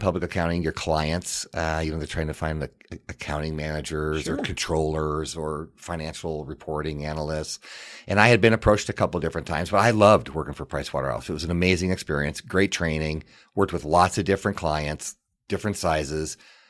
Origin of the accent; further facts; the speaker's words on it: Missoula, Montana, United States; So it was fun to go to school in my hometown. And that meant a lot to me. What it provided me is unbelievable opportunity. You know, a lot of my friends are still in Missoula.